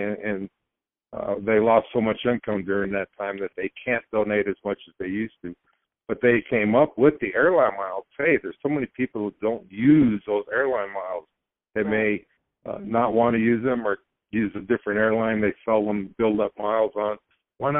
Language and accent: English; Prescott, Arizona, United States; a newspaper reporter in my hometown here, Prescott, Arizona